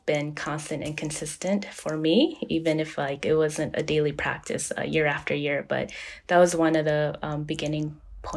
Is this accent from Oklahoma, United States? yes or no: no; Long Beach, California, United States; I'm from Long Beach, California